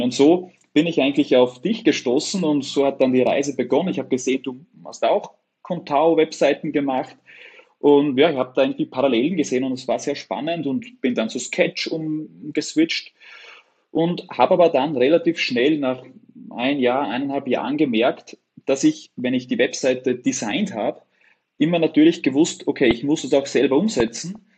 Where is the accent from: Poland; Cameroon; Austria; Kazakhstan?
Austria; Upper Austria; ich komme aus Oberösterreich, direkt an der Grenze von Deutschland, Tschechien und Österreich